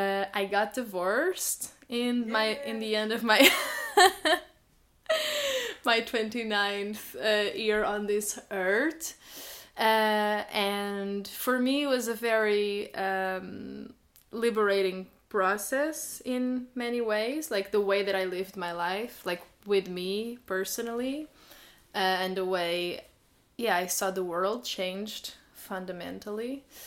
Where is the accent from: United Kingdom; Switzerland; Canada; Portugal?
Portugal; moved away as an adult; now in Berlin, Germany; I came from Portugal to Germany in 2019, so I've been in Berlin for 4 years now.